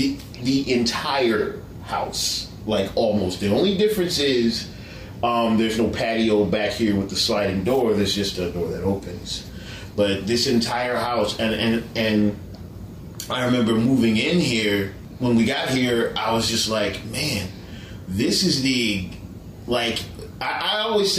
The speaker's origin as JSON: {"language": "English", "region": "Maryland", "country": "United States", "tie": "born or raised there", "said": "this is where I grew up in Maryland, when I lived in Maryland."}